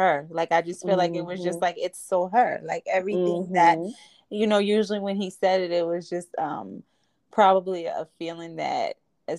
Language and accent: English; Jersey City, New Jersey, United States; I grew up in Jersey City. My family's from Jersey City